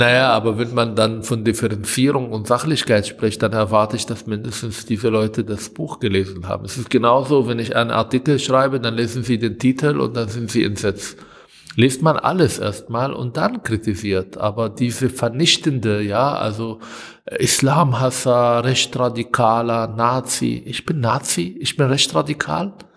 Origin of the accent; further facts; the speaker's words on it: Israel; German is a second language; moved away as an adult; now in Germany; als Palästinenser, als arabischer Israeli, der in ein Land, aus einem Land kommt, wo Konflikt mit dem Juden stattfindet